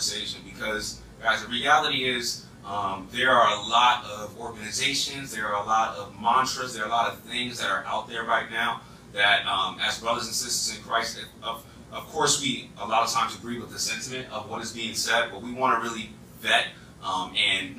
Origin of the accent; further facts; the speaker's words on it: East Coast, United States; accent: East Coast; my East Coast accent